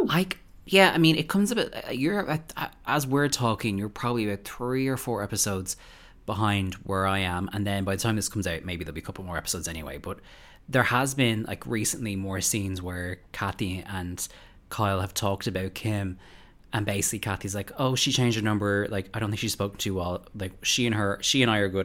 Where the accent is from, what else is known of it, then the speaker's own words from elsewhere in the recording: Ireland; as an Irish person